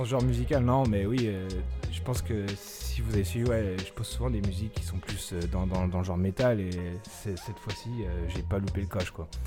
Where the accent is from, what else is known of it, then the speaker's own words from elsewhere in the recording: Taiwan; comme on dit chez moi, à Taïwan